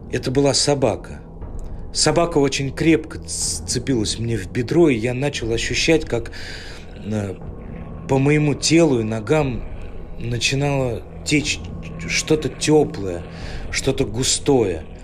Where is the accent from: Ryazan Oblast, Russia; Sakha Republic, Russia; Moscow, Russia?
Ryazan Oblast, Russia; Ryazan; Я родился и вырос в Рязани, в небольшом районе под названием Дашки Песочные.